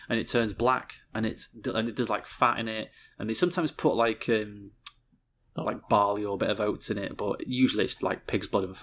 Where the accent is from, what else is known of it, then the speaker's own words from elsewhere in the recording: United Kingdom; We are terrible British